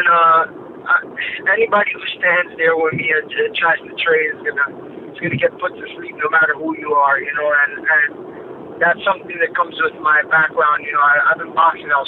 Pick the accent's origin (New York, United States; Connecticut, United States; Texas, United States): New York, United States; also born or lived in Chicago; now in Miami, United States; originally I'm from New York, but I lived in Chicago when I started my MMA career, and I moved down to Miami from Chicago.